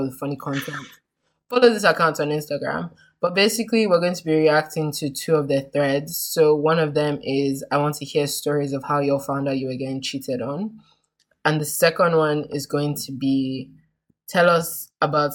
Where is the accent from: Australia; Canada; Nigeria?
Nigeria; us being Nigerian